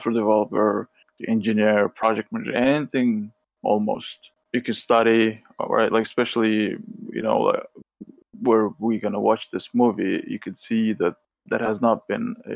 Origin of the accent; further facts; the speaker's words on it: Ala-Buka, Jalal-Abad Region, Kyrgyzstan; moved away as an adult; now in New York City, United States; I am originally from Kyrgyzstan, from the south, from Alabuka, that's a little village